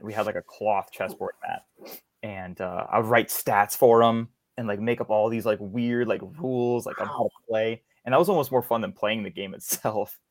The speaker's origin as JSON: {"language": "English", "town": "Hammond", "region": "Louisiana", "country": "United States", "said": "I come from Louisiana, small town uh, called Hammond. It's uh, about an hour outside of New Orleans."}